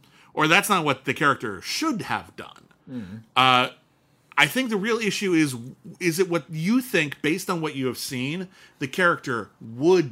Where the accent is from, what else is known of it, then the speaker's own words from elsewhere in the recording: United States; we're Americans. I mean, I'm Italian-American, but, like, I am very American